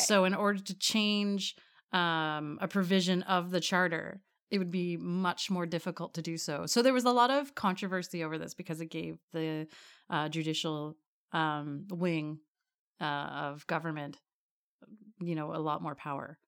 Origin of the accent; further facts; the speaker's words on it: Hamilton, Ontario, Canada; I was born in Hamilton